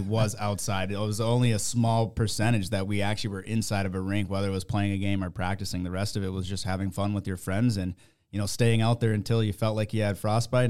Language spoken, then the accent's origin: English; Minnesota, United States; growing up in Minnesota, going out to the lakes, that's just what we did.